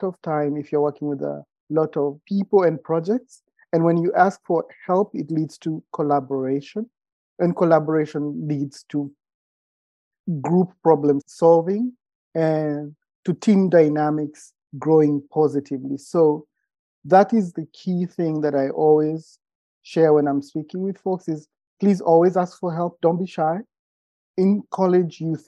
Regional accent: Kenya; moved away as an adult; also born or lived in California / Oregon; now in United States; I am originally from Kenya. I've been around the world and I moved to the States for school

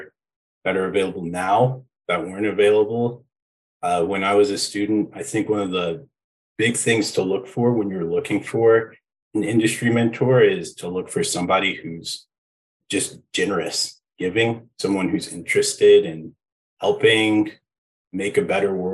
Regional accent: Aurora, Colorado, United States; I grew up in Aurora, Colorado

